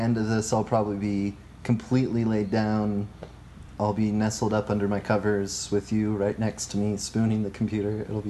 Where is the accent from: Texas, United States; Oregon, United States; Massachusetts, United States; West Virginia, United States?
Oregon, United States; Medford; moved away as an adult; also born or lived in Washington / Ohio; Medford, Oregon, which is where I'm from.